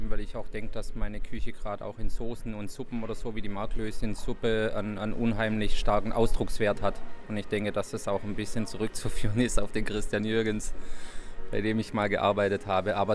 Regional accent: Baden-Württemberg, Germany; now in Hamburg, Germany; dass die Gäste hier in Hamburg ein kleines bisschen offener und gelassener sind, wie sie das jetzt äh, bei uns im Schwabenland waren.

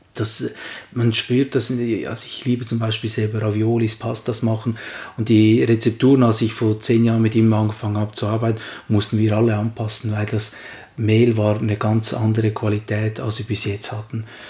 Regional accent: Switzerland; bei uns in der Schweiz

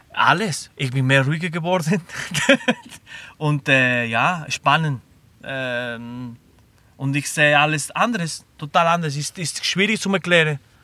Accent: Barcelona, Catalonia, Spain; German is a second language; moved away as an adult; also born or lived in Lucerne / Black Forest; now in Germany; Ich bin in Barcelona geboren, in der Pobla Sec

